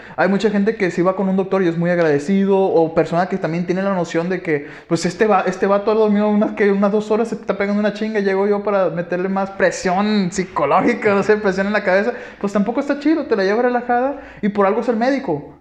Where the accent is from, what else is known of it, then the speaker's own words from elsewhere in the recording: Guasave, Sinaloa, Mexico; moved away as an adult; nosotros somos de Guasave, Sinaloa, venimos de tal prepa